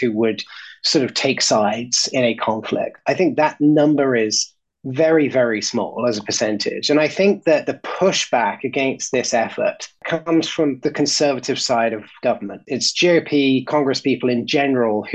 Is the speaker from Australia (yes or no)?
no; United Kingdom; As a Brit and as somebody who spent most of my life not living in the United States